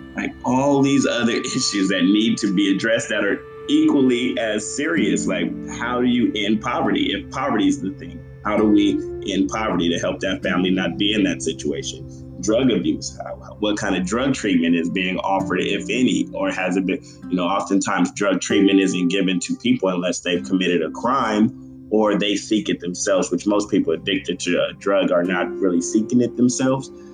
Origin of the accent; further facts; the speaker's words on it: San Diego, California, United States; San Diego, like where I'm from